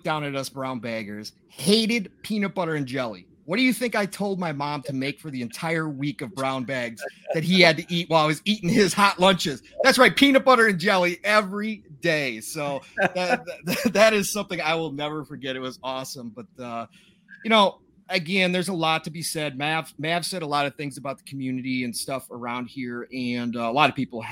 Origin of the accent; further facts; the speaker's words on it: Minnesota, United States; I'm from Minnesota